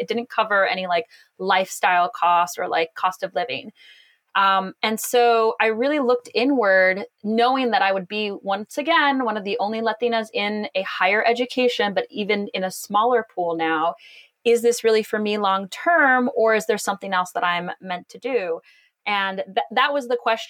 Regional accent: Los Angeles, California, United States; moved away as an adult; also born or lived in Boston / China; I grew up in an all Chinese neighborhood in Los Angeles

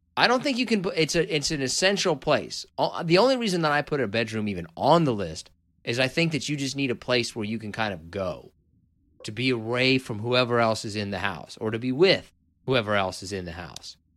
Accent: Kansas, United States; moved away; I'm from originally from Kansas

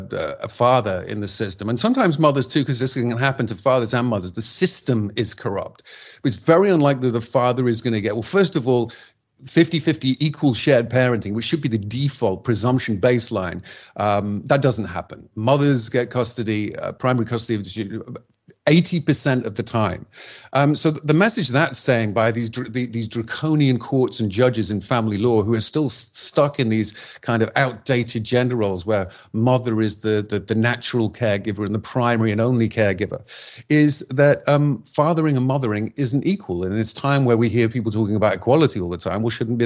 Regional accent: England, United Kingdom; which we used to do at home in my home country in England, we still do on a Sunday.

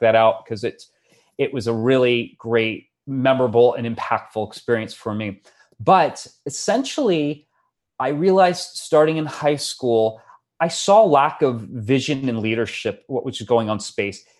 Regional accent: Florida, United States; moved away; my home state of Florida, where I was raised in sort of the long shadow of the space shuttle

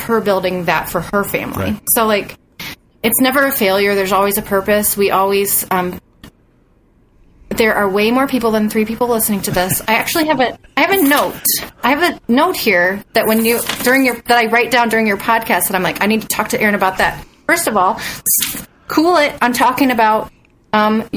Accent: Bowling Green, Ohio, United States; I grew up in Bowling Green

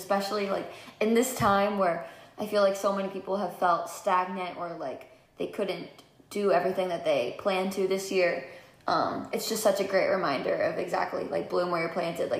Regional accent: New Jersey, United States; now in Los Angeles, United States; I grew up in New Jersey, so 45 minutes from the city

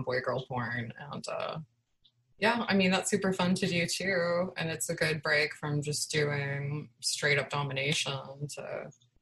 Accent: Chicago, Illinois, United States; I'm from Chicago

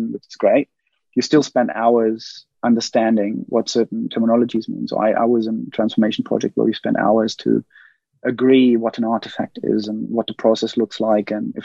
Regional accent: Germany; now in United Kingdom; I'm from Germany. I live in the UK.

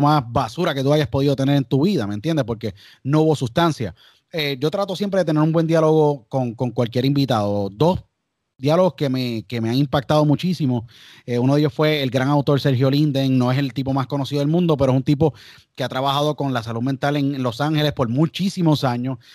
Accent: San Juan, Puerto Rico; now in United States; yo nací en San Juan y empecé a hacer radio a los 12 años

